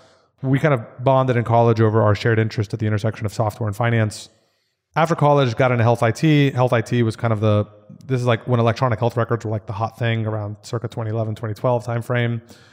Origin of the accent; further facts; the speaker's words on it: Austin, Texas, United States; also born or lived in New York; So I grew up in Austin.